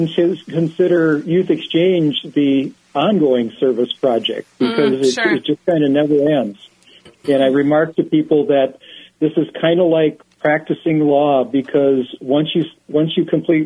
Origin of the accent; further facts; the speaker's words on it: Albert Lea, Minnesota, United States; moved away as an adult; also born or lived in St. Peter, Minnesota / St. Paul, Minnesota / Alexandria, Minnesota / Winona, Minnesota; I grew up around Albert Lee on the family farm that's still in the family after, I think it's almost 150 years now